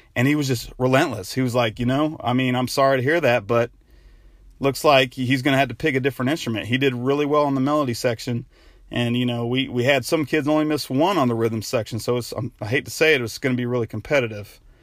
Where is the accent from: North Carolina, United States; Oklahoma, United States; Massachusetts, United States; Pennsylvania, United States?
North Carolina, United States; Denver; moved away; I'm actually in my hometown of Denver, North Carolina right now